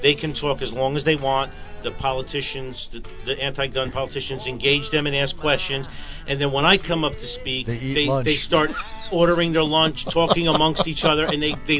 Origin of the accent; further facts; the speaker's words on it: Newark, New Jersey, United States; I grew up in Newark. Poor, and I'm the American dream too.